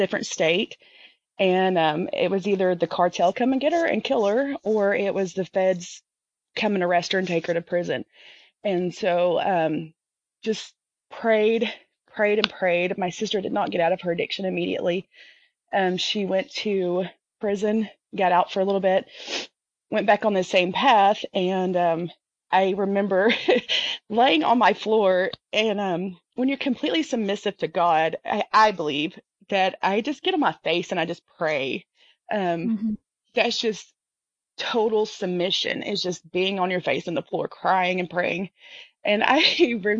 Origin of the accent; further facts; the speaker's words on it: the South, United States; I'm from the South